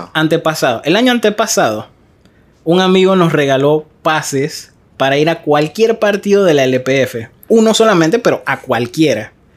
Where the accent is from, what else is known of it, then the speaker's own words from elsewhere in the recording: Arraiján, Panamá Oeste, Panama; yo soy de Arraiján